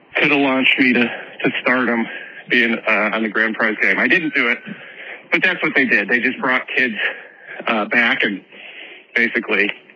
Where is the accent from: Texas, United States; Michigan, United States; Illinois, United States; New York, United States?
Illinois, United States; Chicago suburbs; I grew up in the Chicago suburbs